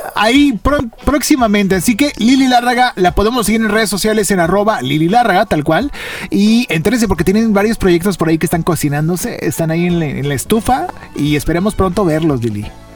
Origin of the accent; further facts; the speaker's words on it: Monterrey, Nuevo León, Mexico; crecimos nosotros aquí en Monterrey